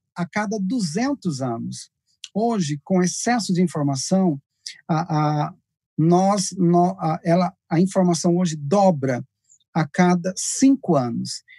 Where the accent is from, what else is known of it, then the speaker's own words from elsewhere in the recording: Rubiataba, Goiás, Brazil; moved away; also born or lived in Goiânia; eu morava no interior, o pastor Luiz está lá na minha região, morava lá em Rubiatava